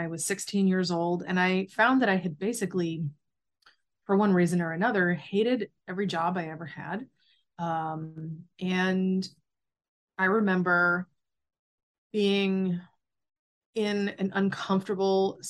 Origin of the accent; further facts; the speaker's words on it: Charlton, Massachusetts, United States; moved away as an adult; also born or lived in Worcester, Massachusetts / Hawaii; now in Florida, United States; I grew up in Charlton, Massachusetts. And then I spent the next 20 years in Worcester. Then I moved to Hawaii, and now I live in Florida.